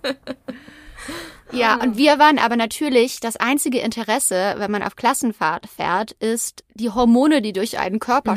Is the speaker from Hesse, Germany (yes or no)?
no; Übach-Palenberg, North Rhine-Westphalia, Germany; Wir sind in Übach-Palenberg aufgewachsen, BT-Dubs, also Übach-Palenberg in der Nähe von Aachen